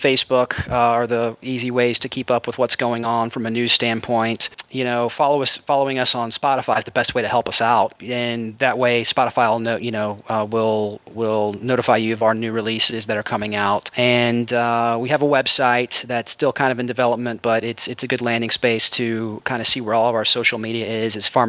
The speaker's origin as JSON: {"language": "English", "town": "Jacksonville", "region": "Florida", "country": "United States", "said": "Jacksonville, Florida."}